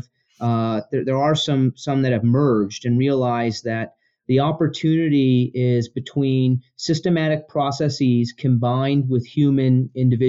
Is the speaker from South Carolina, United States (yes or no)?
no; Denver, Colorado, United States; also born or lived in Chicago; I grew up in Colorado for the most part